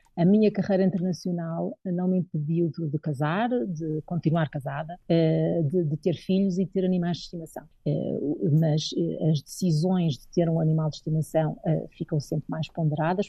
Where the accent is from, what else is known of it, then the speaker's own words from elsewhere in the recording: Madeira, Portugal; moved away as an adult; also born or lived in Coimbra; now in Nairobi, Kenya; foi na Madeira que eu cresci, eh, que desenvolvi e que tenho, digamos, que sinto que tenho as minhas raízes